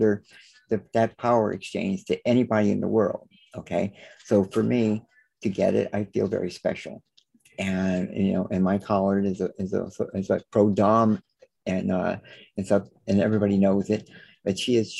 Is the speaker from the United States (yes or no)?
yes; New Orleans, Louisiana, United States; now in Los Angeles, United States; I was born down in New Orleans. So I was, you know, was raised with manners and things like that.